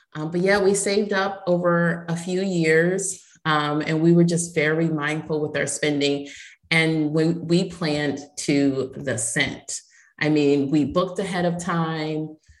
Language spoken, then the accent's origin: English; Ohio, United States; now in Tampa, United States; I was born in Ohio